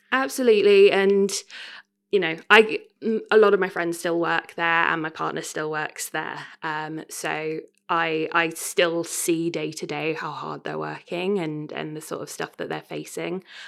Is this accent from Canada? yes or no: no; Royston, East of England, United Kingdom; moved away as an adult; also born or lived in Cambridge; now in Leicester, United Kingdom; I grew up, um, I grew up in Cambridge. Well, I went to school in Cambridge. I come from a little town called Royston in North West Hertfordshire